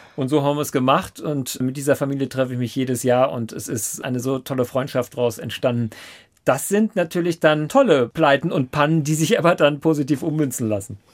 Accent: Saarbrücken, Saarland, Germany; now in Lörzweiler, Germany; das Haus, wo ich aufgewachsen bin, das ist ein kleiner Ort, Herrensur bei Saarbrücken

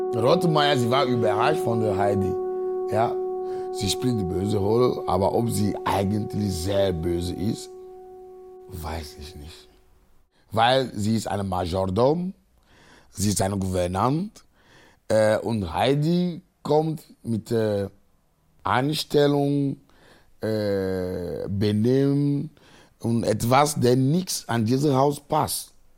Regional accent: Agoè, Maritime, Togo; moved away as an adult; now in Cologne, Germany; Ich komme aus Agoy, äh, das ist ein äh, Dorf, 19 Kilometer von Lome ist, unsere Hauptstadt.

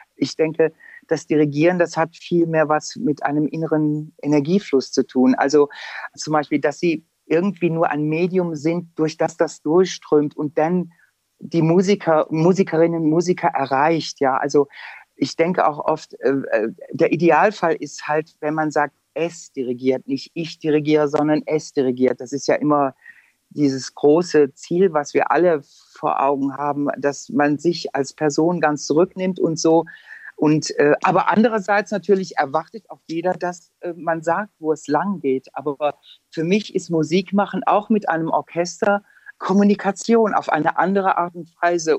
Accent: Aachen, North Rhine-Westphalia, Germany; also born or lived in Lyon; now in Frankfurt, Germany; in Aachen, wo ich herkomme

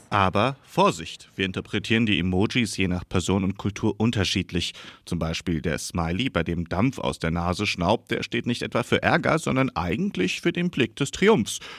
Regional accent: Germany; bei uns in Deutschland

